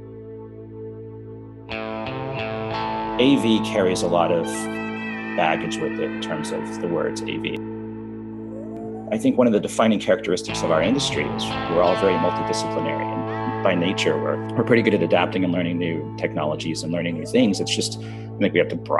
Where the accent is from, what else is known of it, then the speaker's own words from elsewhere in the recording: Arkansas, United States; I grew up in Arkansas.